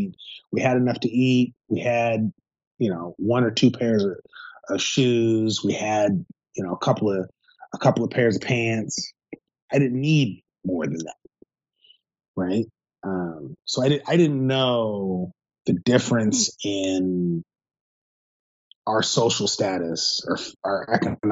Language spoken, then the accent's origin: English; Seattle, Washington, United States; I grew up in Seattle